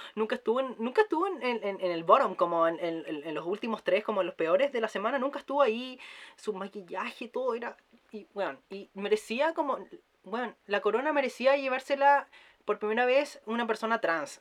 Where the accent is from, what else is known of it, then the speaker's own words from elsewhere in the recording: Chile; porque somos chilenas